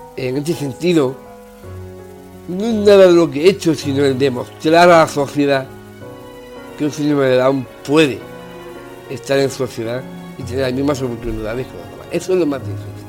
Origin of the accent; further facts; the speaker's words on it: Málaga, Andalusia, Spain; Nací en Málaga el 5 de agosto de 1974